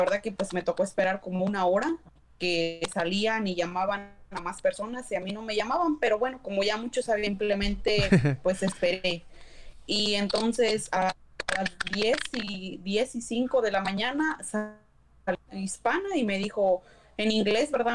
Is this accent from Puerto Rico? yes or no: no; Mexico; now in Hayward, United States; Y yo le dije que era en México